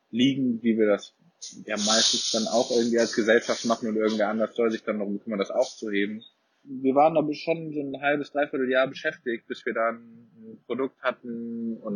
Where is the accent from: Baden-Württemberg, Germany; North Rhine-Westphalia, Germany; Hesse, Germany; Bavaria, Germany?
North Rhine-Westphalia, Germany; Cologne; ich komme ursprünglich aus Köln, wie auch der Chris, der auch Mitgründer ist.